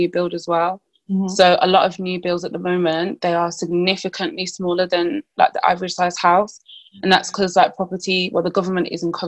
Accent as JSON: {"language": "English", "town": "Birmingham", "region": "West Midlands", "country": "United Kingdom", "said": "I'm from Birmingham"}